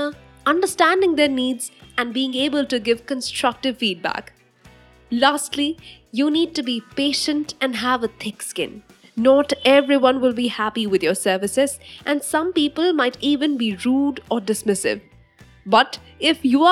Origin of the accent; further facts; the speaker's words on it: India; I am an Indian woman